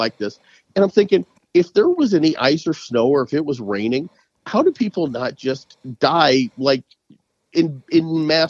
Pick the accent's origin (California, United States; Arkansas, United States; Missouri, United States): Missouri, United States; St. Louis; We're from the St. Louis area